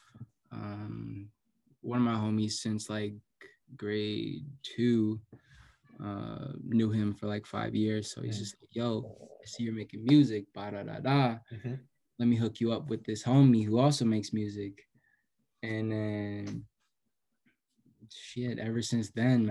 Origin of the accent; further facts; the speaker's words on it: Vancouver, British Columbia, Canada; I'm from Vancouver, South Van.